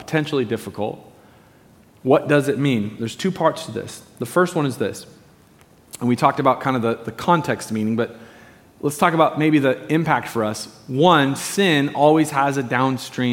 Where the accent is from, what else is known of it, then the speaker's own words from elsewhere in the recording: Medford, Oregon, United States; I grew up in Medford, down in Southern Oregon